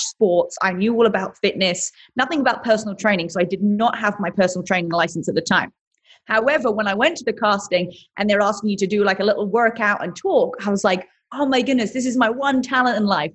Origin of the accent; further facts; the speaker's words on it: England, United Kingdom; accent: British; moved away as an adult; also born or lived in London; now in United States; originally I'm from England and I came to America 22, 23 years old